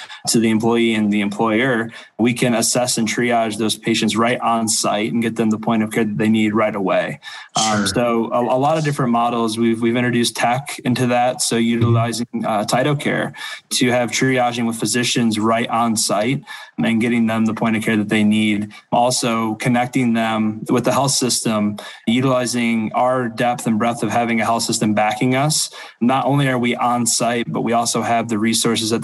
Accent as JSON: {"language": "English", "town": "Toledo", "region": "Ohio", "country": "United States", "moved": "as an adult", "lives_now": "Detroit, United States", "said": "I'm originally from Toledo, Ohio, and have recently moved up for my new role here at Henry Ford"}